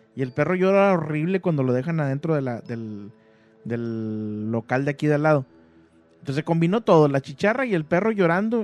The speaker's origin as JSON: {"language": "Spanish", "town": "Monterrey", "region": "Nuevo León", "country": "Mexico", "said": "en Monterrey acostumbramos"}